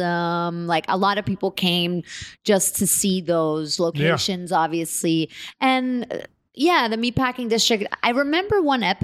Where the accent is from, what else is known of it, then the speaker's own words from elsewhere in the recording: New York City, New York, United States; I grew up in New York